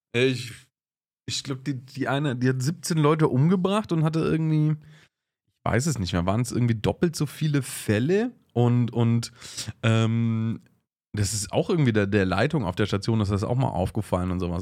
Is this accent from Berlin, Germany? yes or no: no; Augsburg, Bavaria, Germany; bei uns in Augsburg